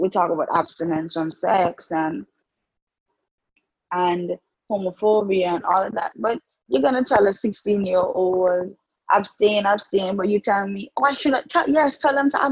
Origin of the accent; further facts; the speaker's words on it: Antigua & Barbuda; as a young woman, growing up in the Antiguan society